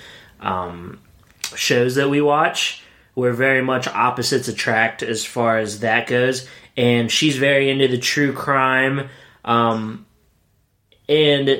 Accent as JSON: {"language": "English", "town": "Williamsport", "region": "Pennsylvania", "country": "United States", "tie": "born or raised there", "moved": "yes", "said": "I'm from Williamsport, which is about 3 hours away from Slippery Rock."}